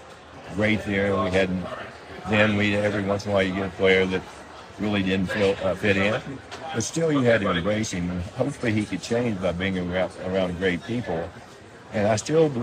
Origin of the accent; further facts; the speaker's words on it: West Virginia, United States; moved away; I came from West Virginia